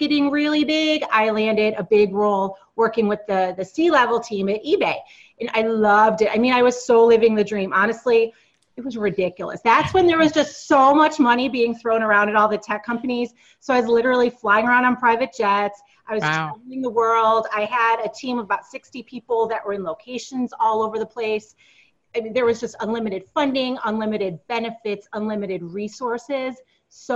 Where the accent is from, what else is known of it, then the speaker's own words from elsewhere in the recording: upstate New York, United States; also born or lived in Silicon Valley; I grew up in the Northeast. I grew up in upstate New York